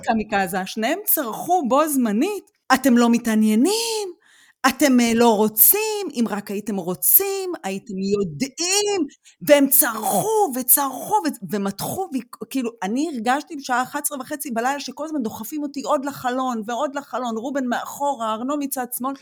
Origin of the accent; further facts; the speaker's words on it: Israel; moved away as an adult; now in Germany; גם נולדנו בישראל